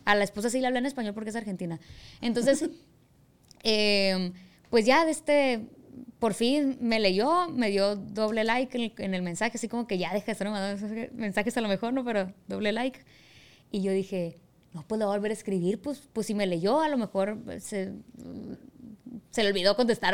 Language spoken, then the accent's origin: Spanish; Culiacán, Sinaloa, Mexico; Yo ya nací aquí, pues en Culiacán. Mi mamá también nació en Culiacán